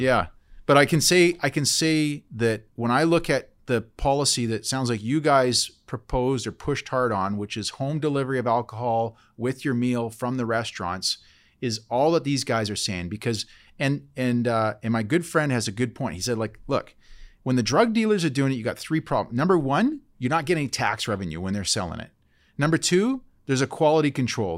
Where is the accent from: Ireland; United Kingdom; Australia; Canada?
Canada; Port Alberni, British Columbia; I grew up in Port Alberni